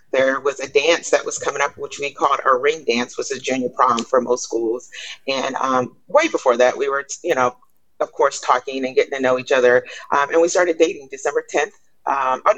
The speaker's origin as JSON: {"language": "English", "town": "Newport News", "region": "Virginia", "country": "United States", "tie": "born or raised there", "also_born_or_lived": "Gloucester, Virginia / Norfolk, Virginia", "said": "born and raised in Newport News, Virginia, I went to college in Norfolk"}